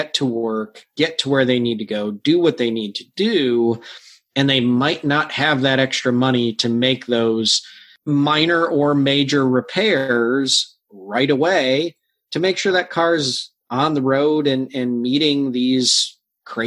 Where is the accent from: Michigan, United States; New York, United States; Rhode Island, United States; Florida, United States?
Michigan, United States; now in Ohio, United States; I'm from Ohio. I grew up in Michigan